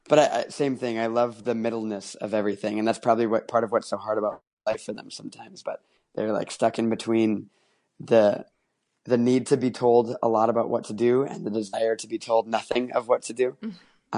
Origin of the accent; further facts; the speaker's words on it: Minneapolis, Minnesota, United States; also born or lived in Mobile, Alabama; now in Chicago, United States; the school options in my hometown of Minneapolis